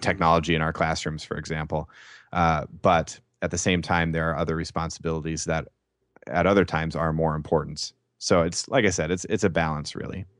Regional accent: Saint Paul, Minnesota, United States; I'm from Saint Paul, Minnesota

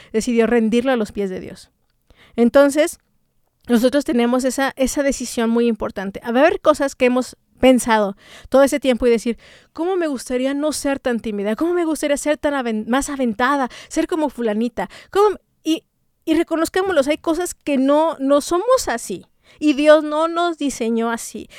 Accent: Mexico; como mexicanas

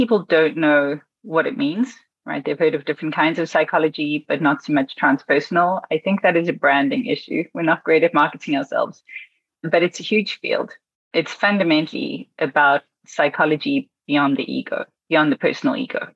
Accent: South Africa; also born or lived in Beijing, China / United States; now in Berlin, Germany; I'm born and raised in South Africa and moved around the country a lot

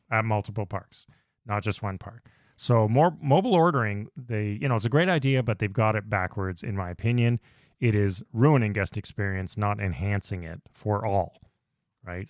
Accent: Canada; We're from Canada

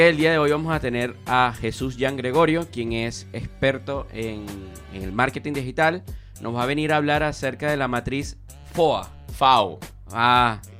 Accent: Venezuela; Nunca pensé estar al frente de una persona que nos dejaras tanto a nosotros como venezolanos, sinceramente.

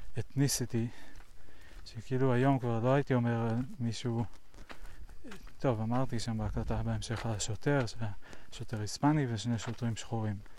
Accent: United States; now in Israel; פעם אני הייתי אמריקאי שגר בארצות הברית

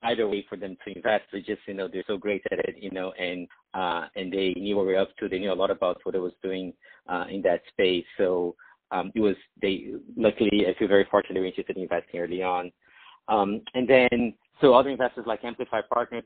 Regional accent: Brazil; moved away; I grew up in Brazil

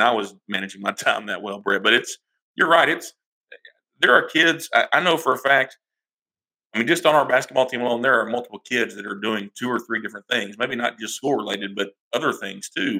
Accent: Rusk, Texas, United States; I'm from Rust, Texas

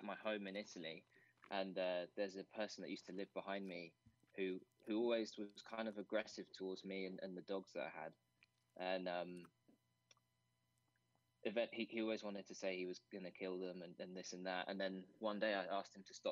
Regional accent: England, United Kingdom; moved away; I'm half English and half Nigerian

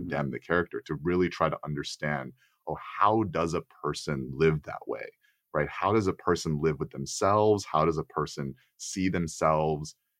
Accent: Texas, United States; being an Asian American man growing up in Texas

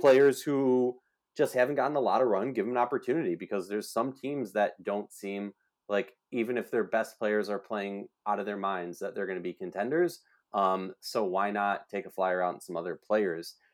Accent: Minnesota, United States; my hometown state, Minnesota

